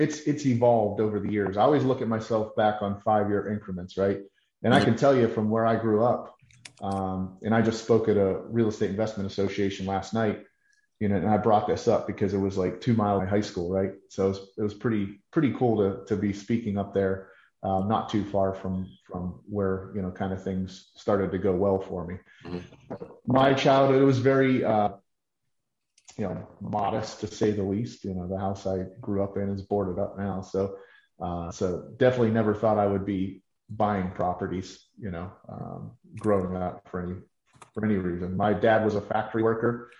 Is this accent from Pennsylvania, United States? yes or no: yes; Pittsburgh, Pennsylvania, United States; born and raised in Pittsburgh